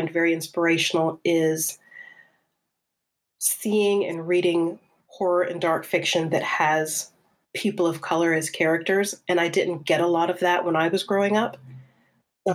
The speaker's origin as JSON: {"language": "English", "town": "Charleston", "region": "South Carolina", "country": "United States", "tie": "born or raised there", "moved": "as an adult", "lives_now": "United Kingdom", "said": "I grew up in South Carolina"}